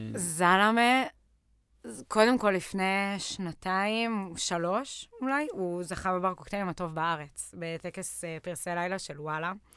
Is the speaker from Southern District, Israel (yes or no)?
yes; Lehavim, Southern District, Israel; moved away as an adult; now in Tel Aviv, Israel; אני במקור מבאר שבע, מלהבים, ככה מהדרום. אני בארבע שנים האחרונות בתל אביב